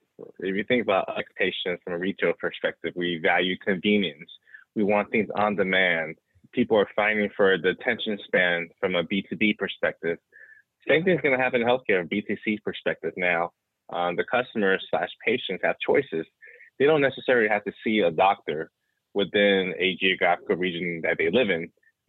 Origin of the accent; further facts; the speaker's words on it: West Coast, United States; I am originally from the West Coast, so jealous of anytime I hear folks from the Bay Area or Southern California